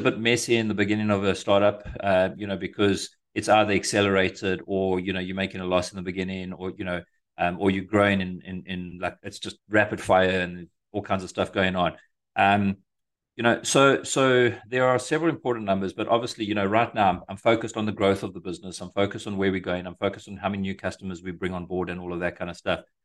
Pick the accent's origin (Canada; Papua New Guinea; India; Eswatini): Eswatini; moved away as an adult; also born or lived in South Africa; now in United States; I'm originally from Africa, uh, from a tiny little, uh, landlocked country called Swaziland, squashed between South Africa and Mozambique.